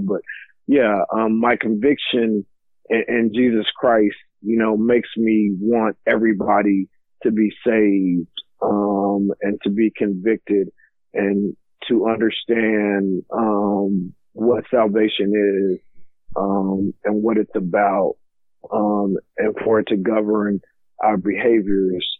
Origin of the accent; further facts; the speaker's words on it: Lockhart, Texas, United States; also born or lived in San Antonio, Texas; now in Mansfield, United States; I grew up in Lockhart, Texas